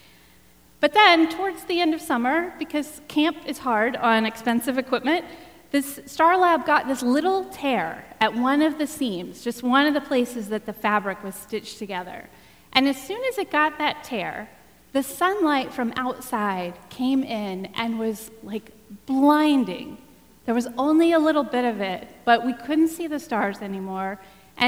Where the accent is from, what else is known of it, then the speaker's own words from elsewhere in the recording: Texas, United States; I grew up in Texas